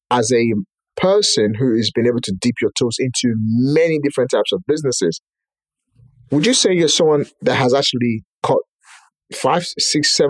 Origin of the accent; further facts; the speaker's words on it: Nigeria; moved away as an adult; I was born and raised in Nigeria, been here for 17 years, going to 18 years now.